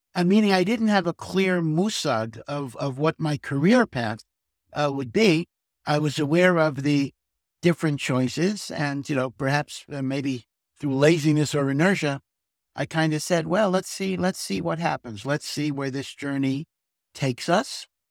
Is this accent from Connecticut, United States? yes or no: yes; Hartford, Connecticut, United States; moved away as an adult; also born or lived in Chicago / Silver Spring, Maryland; now in Jerusalem, Israel; I grew up in Hartford, Connecticut, which had a very small Orthodox community